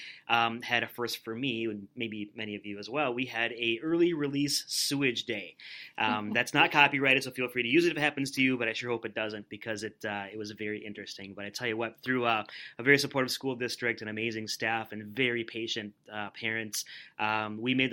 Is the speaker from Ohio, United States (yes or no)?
no; Rosemount, Minnesota, United States; I'm a lifelong Rosemount resident. I grew up in Rosemount, went to Rosemount High School